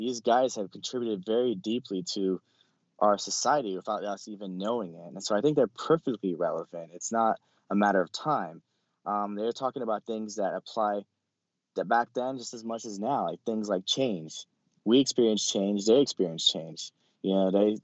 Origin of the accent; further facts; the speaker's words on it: California, United States; I'm from California. So I had a lot of questions about different things. You know, California is very secular